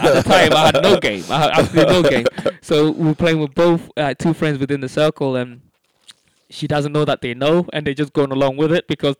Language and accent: English; London, United Kingdom; So when growing up in London, there was a core group of us, all kind of Africans, football mad, party together, jam together, argue together.